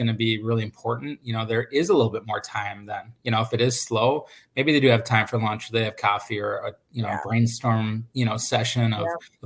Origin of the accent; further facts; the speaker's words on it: Minnesota, United States; I'm born and raised in Minnesota